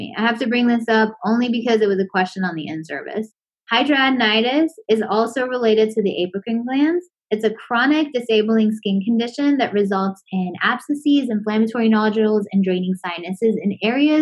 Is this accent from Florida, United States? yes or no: yes; Florida, United States; I'm from Florida.